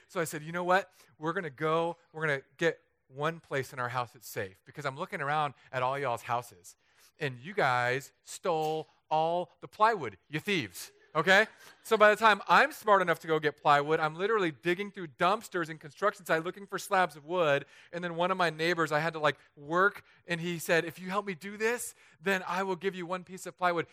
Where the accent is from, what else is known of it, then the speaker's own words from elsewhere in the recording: Southern California, United States; moved away as an adult; also born or lived in San Diego / Los Angeles; now in Florida, United States; an area near my hometown is just up in flames